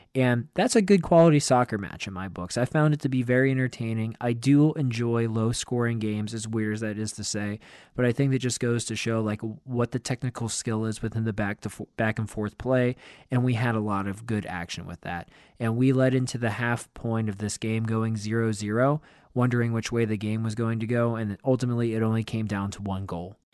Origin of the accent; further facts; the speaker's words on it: Pennsylvania, United States; moved away; my home state of Pennsylvania